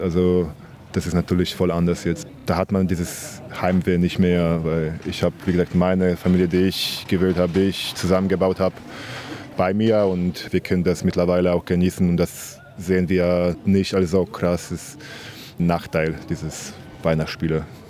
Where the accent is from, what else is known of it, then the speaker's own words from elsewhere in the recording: Gdynia, Pomeranian Voivodeship, Poland; German is a second language; moved away; Ich komme aus Gdynia, das ist eine Stadt neben Danzig